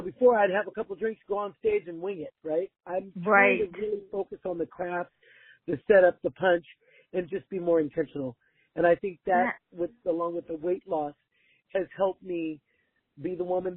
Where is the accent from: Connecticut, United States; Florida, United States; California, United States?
California, United States; Oxnard; I was born and raised in Oxnard